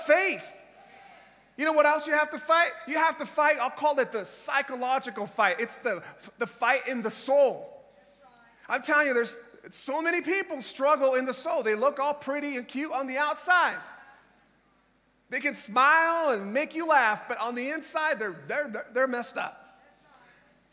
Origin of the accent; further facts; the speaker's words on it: Tampa, Florida, United States; I am from Tampa, Florida in the United States.